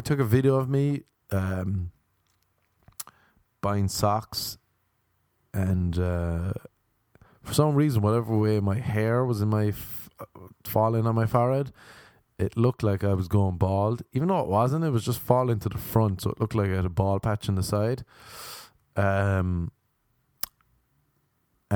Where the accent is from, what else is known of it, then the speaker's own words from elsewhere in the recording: Ireland; I'm Irish